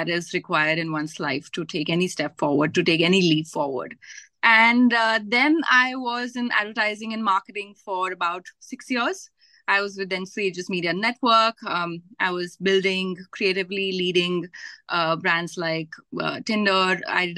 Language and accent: English; Gwalior, Madhya Pradesh, India; born or raised there; also born or lived in Varanasi, Uttar Pradesh